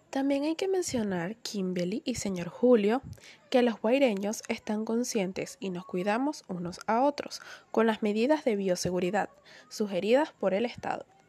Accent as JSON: {"language": "Spanish", "country": "Venezuela", "also_born_or_lived": "Caracas", "said": "si queremos contribuir con nuestra querida patria, sigamos adelante unidos, con paso firme hacia el crecimiento de Venezuela"}